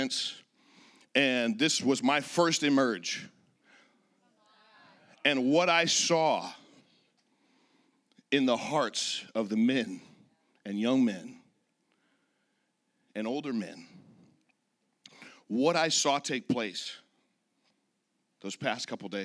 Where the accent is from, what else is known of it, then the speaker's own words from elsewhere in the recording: Redding, California, United States; also born or lived in Laguna Beach, California; I was born and raised in Northern California, a little town called Redding